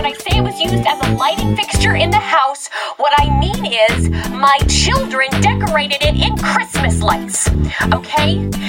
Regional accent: Colorado, United States; I'm from Colorado. I like to skate.

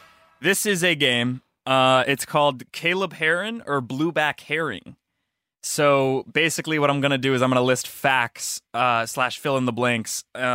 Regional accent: Midwest, United States; I grew up in the Midwest.

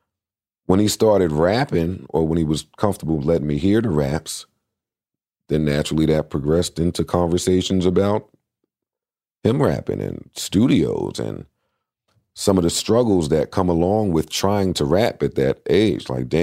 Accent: Queens, New York, United States; I was from Queens, so that was important.

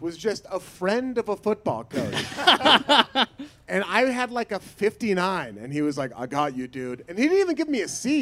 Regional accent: Portland, Oregon, United States; born or raised there

